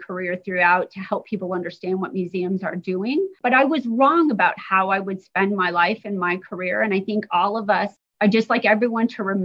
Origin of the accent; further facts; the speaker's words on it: Indiana, United States; I grew up in Indiana.